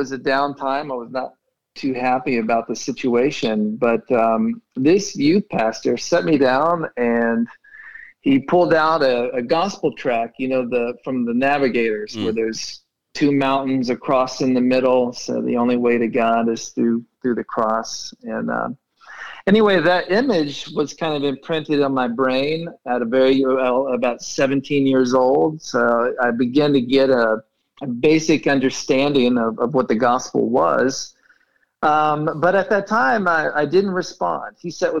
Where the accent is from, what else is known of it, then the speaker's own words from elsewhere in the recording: Tulsa, Oklahoma, United States; moved away as an adult; also born or lived in Paris, France; now in Fort Worth, United States; I'm from Tulsa, Oklahoma, born and raised there.